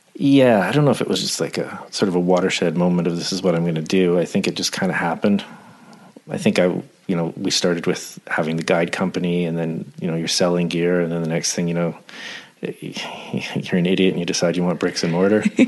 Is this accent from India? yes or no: no; Coquitlam, British Columbia, Canada; also born or lived in New Westminster / Whistler / Vernon; now in Terrace, Canada; I was actually born in New Westminster, St. Mary's Hospital, and I grew up in Coquitlam and Port Coquitlam